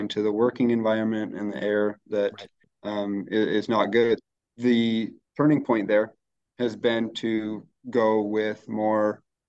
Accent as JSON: {"language": "English", "country": "United States", "tie": "born or raised there", "also_born_or_lived": "Colorado / Utah", "moved": "as an adult", "lives_now": "Pacific Northwest, United States", "said": "here in the Pacific Northwest, I'm fairly new. I grew up fishing in Colorado and Utah."}